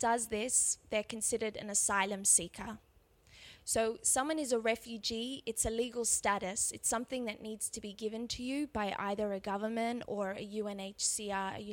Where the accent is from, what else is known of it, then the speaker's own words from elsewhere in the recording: Australia; accent: Australian; moved away as an adult; now in Israel; you might be able to tell from my accent that I'm actually Australian, and I moved to Israel 2 years ago